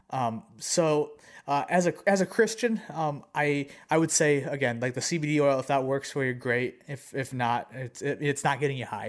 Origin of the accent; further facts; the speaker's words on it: United States; we are Americans